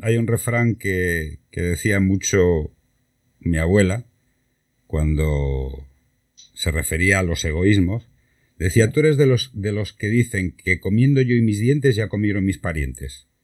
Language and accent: Spanish; Santander, Cantabria, Spain; now in Málaga, Spain; yo soy de Santander